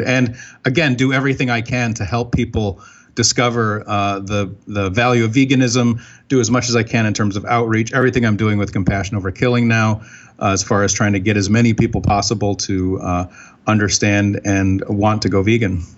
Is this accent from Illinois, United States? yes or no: no; Binghamton, New York, United States; I grew up in Binghamton, New York